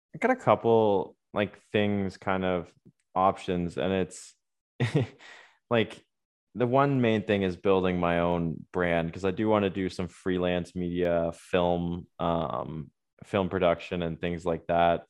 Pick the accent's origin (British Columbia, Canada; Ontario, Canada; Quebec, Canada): Ontario, Canada; Waterloo; growing up in Waterloo, like, I grew up with Laurier and University of Waterloo five minutes from my house